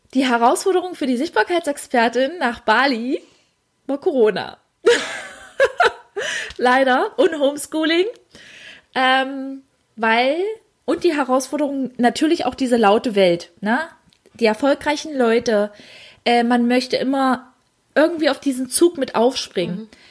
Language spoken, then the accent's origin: German; Dessau, Saxony-Anhalt, Germany; ich komme gebürtig aus Dessau